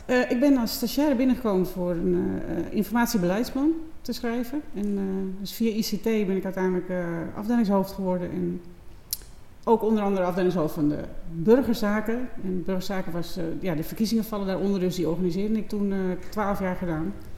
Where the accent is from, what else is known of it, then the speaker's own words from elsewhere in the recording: Texel, North Holland, Netherlands; Ik ben geboren op Texel